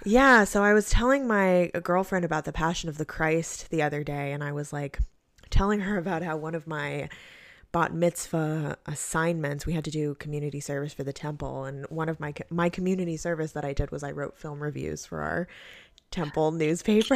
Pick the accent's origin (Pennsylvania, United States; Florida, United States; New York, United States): New York, United States; growing up in New York